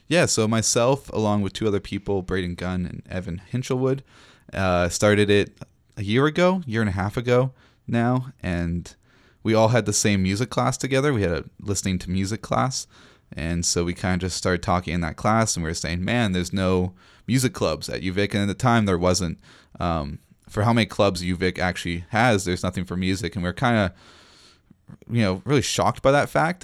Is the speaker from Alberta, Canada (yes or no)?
no; Nanaimo, British Columbia, Canada; moved away as an adult; now in Victoria, Canada; I left my hometown, Nanaimo